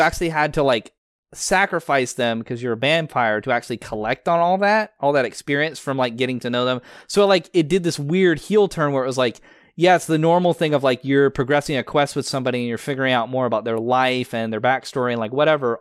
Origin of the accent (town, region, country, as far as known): United States